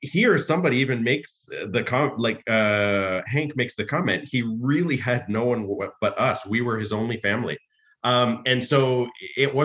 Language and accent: English; Canada; being Canadian